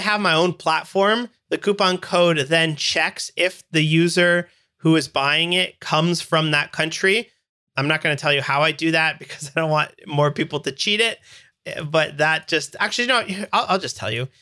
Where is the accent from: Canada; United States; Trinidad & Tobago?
Canada; I'm Canadian